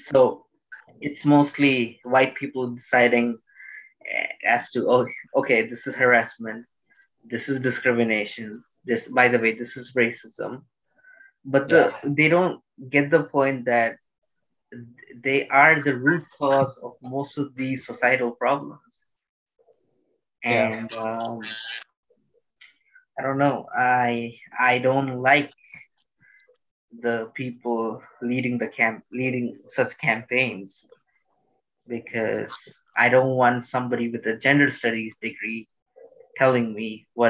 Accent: Bangladesh; English is a second language; also born or lived in Doha, Qatar; I will say I was born in Doha, Qatar, then I moved in Bangladesh.

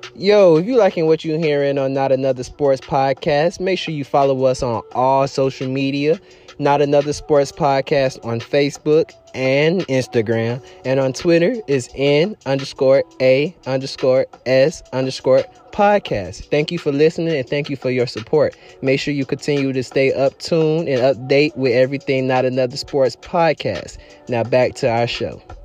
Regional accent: Miami, Florida, United States; I'm from Miami

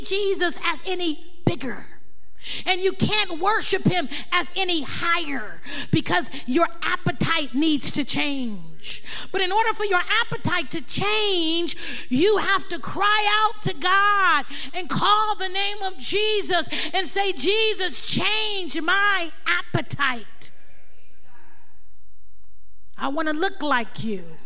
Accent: Oakland, California, United States; There's something in me from growing up in Oakland.

